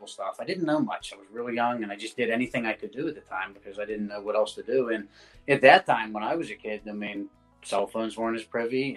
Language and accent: English; Pittsburgh, Pennsylvania, United States; I did some local commercials for around my hometown. Which is Pittsburgh